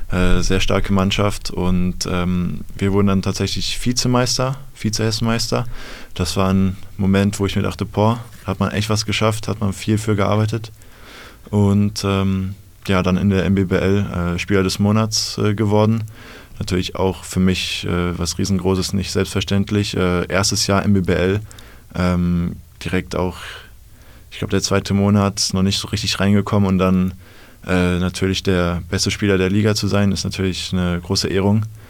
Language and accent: German; Bad Homburg, Hesse, Germany; ich komme aus der Nähe von Frankfurt, aus Bad Homburg